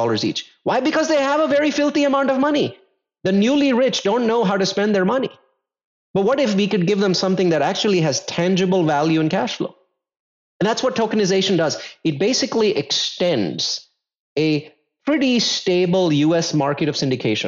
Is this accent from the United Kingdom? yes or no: no; India; I come from India